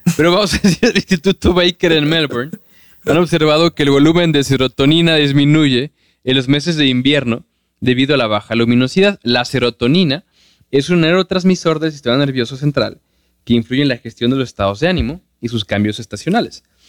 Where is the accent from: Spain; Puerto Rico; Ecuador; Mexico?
Mexico